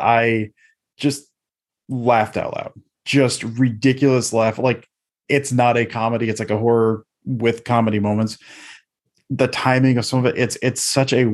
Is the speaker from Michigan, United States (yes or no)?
yes; Detroit, Michigan, United States; I'm from the Detroit area